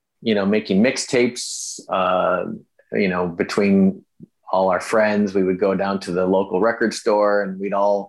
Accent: Madison, Wisconsin, United States; moved away as an adult; also born or lived in Chicago, Illinois / Milwaukee, Wisconsin; now in Los Angeles, United States; I spent my whole life, grew up in the same house in Madison, went to elementary school and then high school in Madison

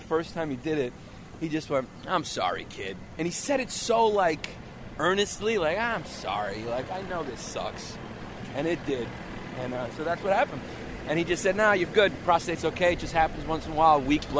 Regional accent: New York City, New York, United States; I grew up in Park Slope in Brooklyn.

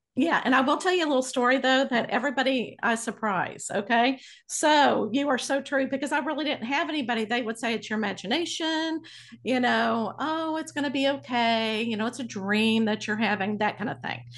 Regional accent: Abilene, Texas, United States; I grew up in Abilene, Texas.

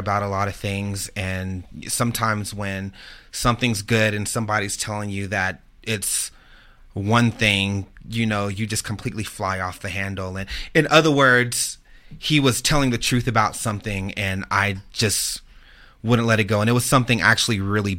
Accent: San Antonio, Texas, United States; also born or lived in Ohio; I'm from Texas. I'm from San Antonio. Mm-hmm. I kind of grew up there. I was raised between there, and as a child, I grew up in Ohio

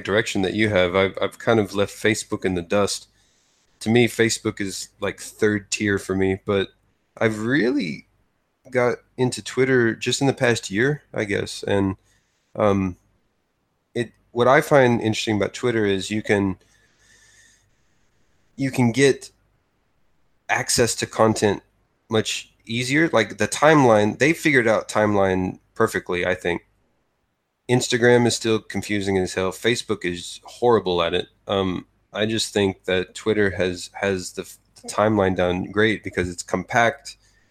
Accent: United States; moved away as an adult; also born or lived in Texas; now in Japan; as an American

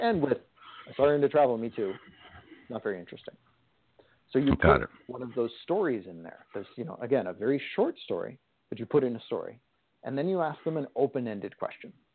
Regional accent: California, United States; I am from California

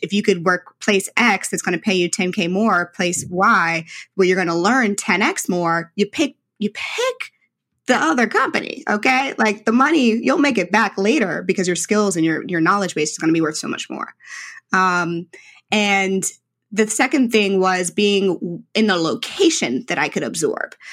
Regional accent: St. Louis, Missouri, United States; was a young black girl in St. Louis. Um, I am very Midwestern, uh, very traditional St. Louis background

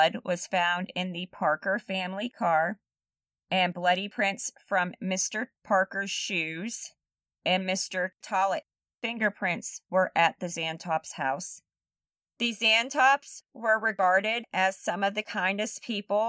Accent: Germany; moved away; They were both originally from Germany. Shout out to my home country.

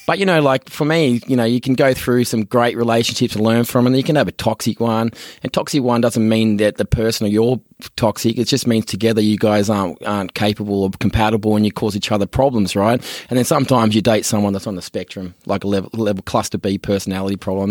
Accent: Australia; moved away as an adult; also born or lived in San Francisco; being an Aussie, you know, moving over there with the accent

